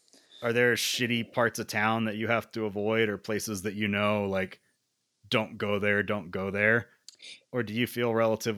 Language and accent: English; South Carolina, United States; where I grew up, in South Carolina, which is like one of the first like colony states